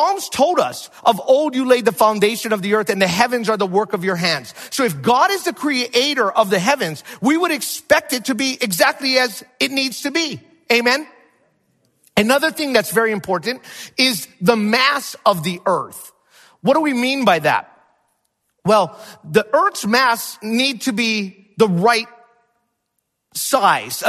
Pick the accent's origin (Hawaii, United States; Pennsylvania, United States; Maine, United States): Hawaii, United States; moved away; also born or lived in Minnesota; I'm from Hawaii.